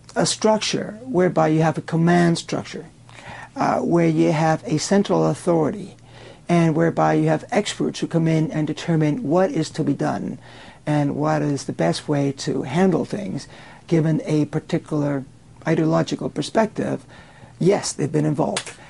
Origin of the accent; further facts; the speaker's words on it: Cuba; now in United States; I was born in Cuba, and um, I was there in the early years of the uh, communist revolution in that country